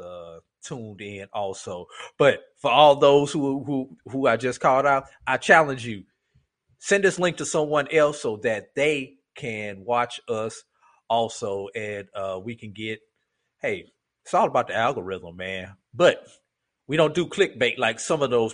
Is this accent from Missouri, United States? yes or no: yes; St. Louis, Missouri, United States; my hometown of St. Louis, Missouri